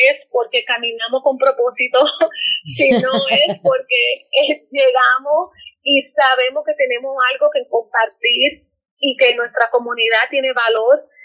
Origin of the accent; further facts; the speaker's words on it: Dominican Republic; moved away as an adult; also born or lived in New York / Santo Domingo / North Carolina; now in United States; yo estoy debajo de afro latina porque soy una morenita, pero soy latina y soy dominicana.